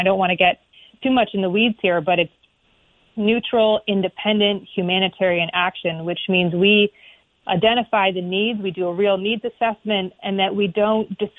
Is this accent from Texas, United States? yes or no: no; Newbury, Vermont, United States; So I'm a fourth generation Vermonter, born and raised in Orange County in a town called Newberry, and on Four Corners Farm, where my folks and family still farm today. I'm a proud product of Vermont's education system.